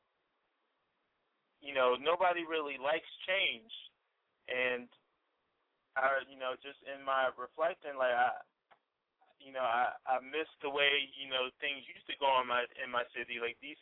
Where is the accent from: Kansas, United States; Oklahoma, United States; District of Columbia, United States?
District of Columbia, United States; Washington; also born or lived in Delaware; I've lived where I live now in Northeast for, hold on, 19 years